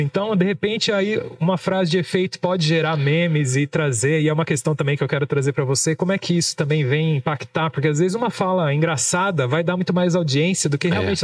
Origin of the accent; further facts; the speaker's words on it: Brazil; como bons brasileiros